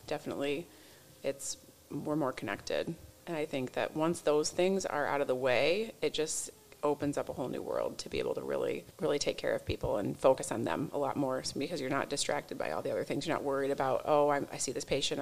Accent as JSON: {"language": "English", "town": "Union City", "region": "Michigan", "country": "United States", "said": "I'm from Union City, Michigan"}